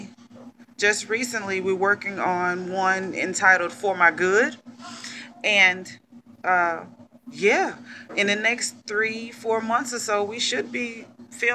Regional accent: McComb, Mississippi, United States; from Macomb, Mississippi.

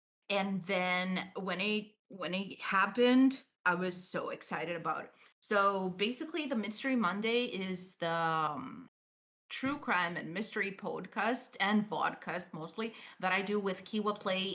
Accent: Greece; I'm from Greece

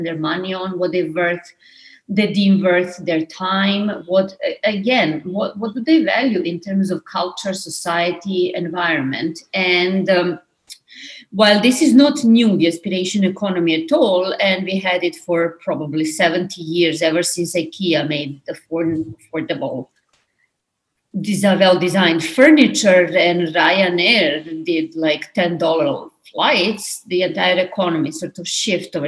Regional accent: Belgrade, Serbia; moved away as an adult; now in New York, United States; I'm Serbian. I'm from Belgrade. I moved to New York 20 years ago to my master's and my PhD

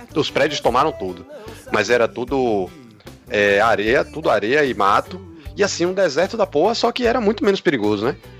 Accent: Salvador, Bahia, Brazil; Eu morei a vida toda no mesmo lugar. Só que assim, morei a vida toda no Imbuí, né? Mas quando a gente veio morar no Imbuí, eu tinha dois anos de idade

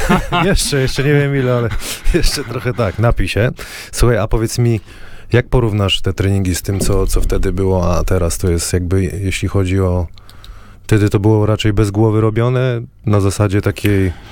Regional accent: Wrocław, Lower Silesian Voivodeship, Poland; Tak, urodziłem się we Wrocławiu.

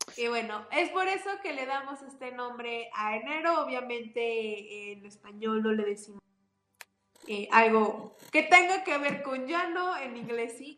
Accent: Chipilo, Puebla, Mexico; en mi pueblito, en Chipilo, York, tenemos una costumbre

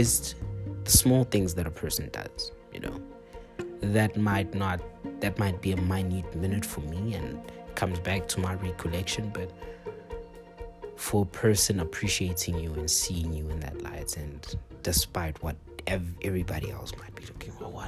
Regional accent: South Africa; we as South Africans

